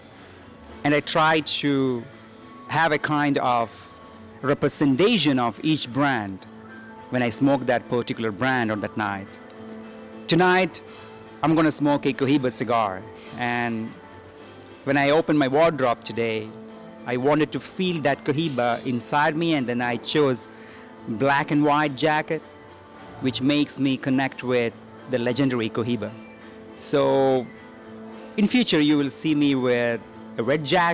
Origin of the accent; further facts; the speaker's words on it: Dubai, United Arab Emirates; I was born in Dubai